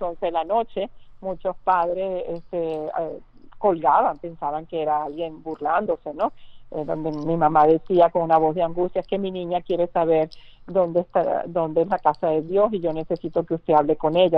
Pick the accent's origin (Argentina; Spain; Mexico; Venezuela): Venezuela; moved away